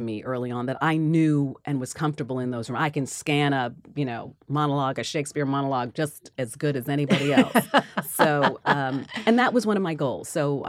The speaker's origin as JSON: {"language": "English", "town": "Queens", "region": "New York", "country": "United States", "tie": "born or raised there", "said": "And so I was born actually in Queens, and my aunt Millie owned an a house there."}